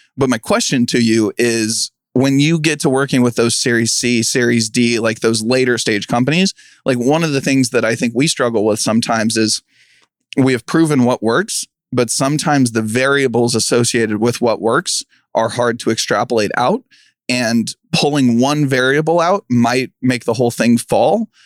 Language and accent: English; Kansas City, United States; I'm from Kansas City